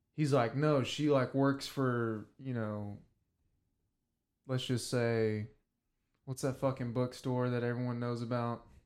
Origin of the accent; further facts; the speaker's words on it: the South, United States; growing up in the South